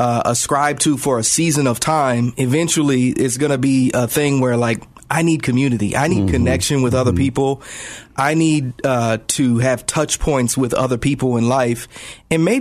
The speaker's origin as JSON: {"language": "English", "town": "Indianapolis", "region": "Indiana", "country": "United States", "tie": "born or raised there", "also_born_or_lived": "Central Illinois", "moved": "yes", "lives_now": "Chicago, United States"}